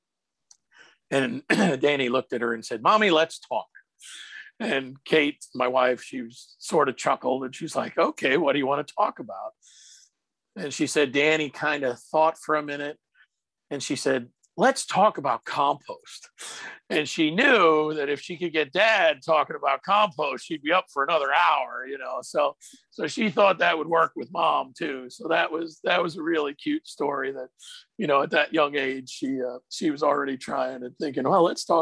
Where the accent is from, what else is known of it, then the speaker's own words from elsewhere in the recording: Pennsylvania, United States; moved away; where I grew up in Pennsylvania